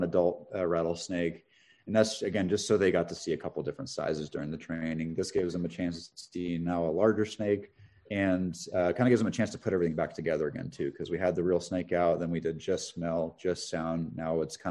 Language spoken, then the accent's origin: English; Northern California, United States; I grew up in Northern California in a rural area, part of the state that has a lot of rattlesnakes